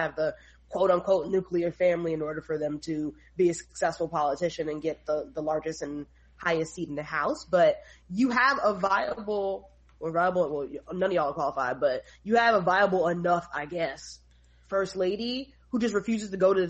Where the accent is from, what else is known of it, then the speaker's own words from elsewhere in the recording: New York City, New York, United States; also born or lived in Philadelphia / New Jersey; I'm a native New Yorker. I grew up in New York, raised in New York